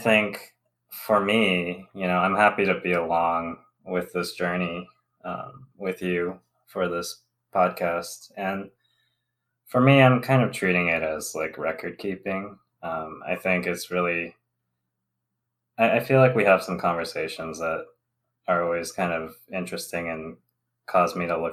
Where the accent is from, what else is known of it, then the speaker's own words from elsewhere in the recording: Southern California, United States; moved away as an adult; also born or lived in Alabama; now in Michigan, United States; I'm Taiwanese American. I'm age 29 and male. I'm an engineer by education, a Southern California native